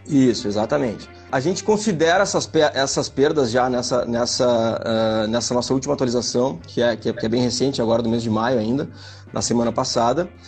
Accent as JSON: {"language": "Portuguese", "town": "Uruguaiana", "region": "Rio Grande do Sul", "country": "Brazil", "said": "eu sou de Uruguaiana. Sou de Uruguaiana e, e tô aqui na fronteira com a Argentina"}